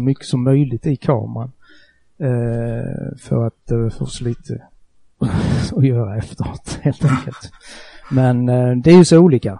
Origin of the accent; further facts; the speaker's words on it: Markaryd, Kronoberg County, Sweden; accent: southwestern Småland dialect near Skåne and Halland; Jag sitter hemma i Markaryd, en eh, liten ort i sydvästra Småland. Eh, väldigt nära Skåne, väldigt nära Halland, därav denna dialekt